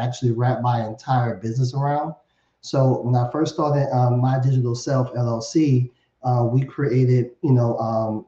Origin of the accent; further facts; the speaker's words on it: New Orleans, Louisiana, United States; I'm born and raised in New Orleans